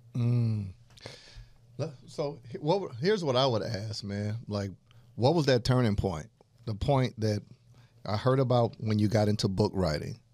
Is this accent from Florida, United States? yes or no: yes; Panama City, Florida, United States; I'm from Panama City, Florida